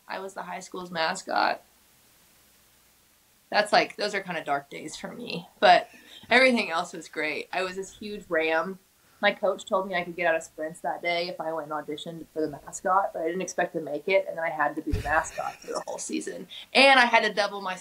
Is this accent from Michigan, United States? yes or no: no; Tulsa, Oklahoma, United States; now in Nashville, United States; my sisters played a huge influence on my music growing up in Oklahoma